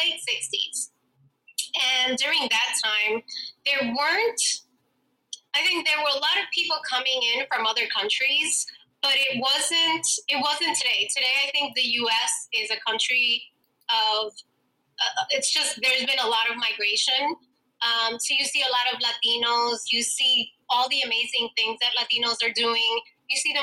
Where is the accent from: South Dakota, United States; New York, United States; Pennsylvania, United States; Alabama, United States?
New York, United States; New York City; Manhattan, born and raised.